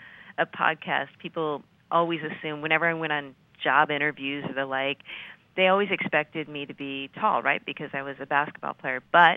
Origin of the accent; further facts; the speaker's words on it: New Hampshire, United States; moved away as an adult; also born or lived in Massachusetts; I grew up actually in New Hampshire, but went to school in Massachusetts, first at Harvard